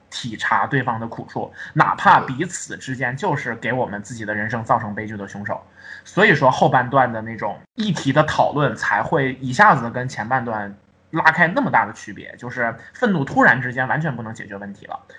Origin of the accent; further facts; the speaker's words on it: Heilongjiang, China; 因为我出生在黑龙江，然后我小的时候，那种爱国主义教育是还蛮多的